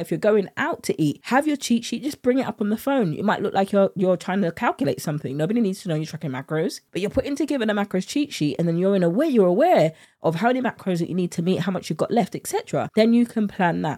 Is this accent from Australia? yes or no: no; United Kingdom; accent: British; my British accent